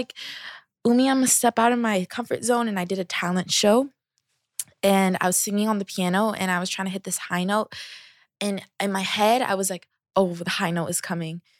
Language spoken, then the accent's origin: English; Seattle, Washington, United States; I am from Seattle, um, Seattle, Washington. Um, I grew up with me, my mom